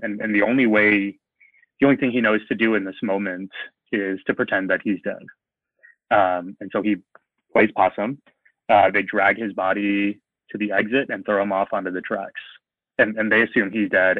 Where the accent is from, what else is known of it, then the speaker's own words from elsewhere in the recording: San Antonio, Texas, United States; now in Buffalo, United States; I grew up in San Antonio